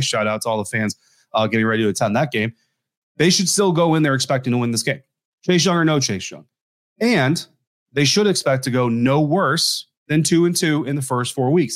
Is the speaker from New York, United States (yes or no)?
no; Colorado, United States; moved away; my home state, not really my hometown, but my home state, uh, there in, in Denver, Colorado